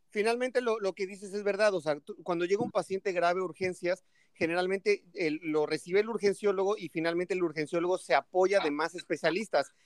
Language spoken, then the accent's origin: Spanish; State of Mexico, Mexico; moved away as an adult; also born or lived in Toluca; now in Playa del Carmen, Mexico; yo soy de la, del Estado de México